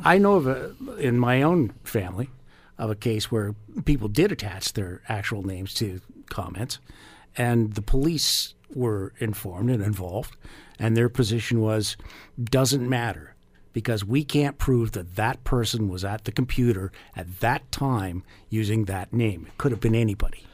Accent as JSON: {"language": "English", "country": "Canada"}